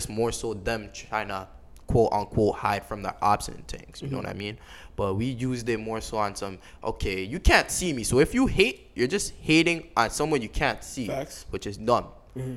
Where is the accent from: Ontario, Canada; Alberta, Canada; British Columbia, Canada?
Ontario, Canada; Toronto; I'm from Toronto